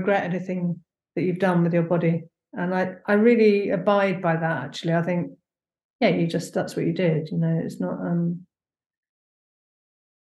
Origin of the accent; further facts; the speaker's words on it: London, United Kingdom; now in Hebden Bridge, United Kingdom; I'm a Londoner